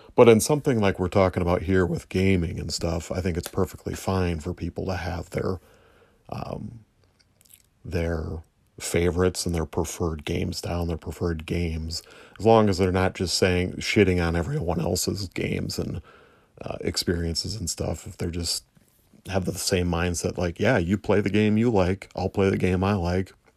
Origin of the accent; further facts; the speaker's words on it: United States; I'm an American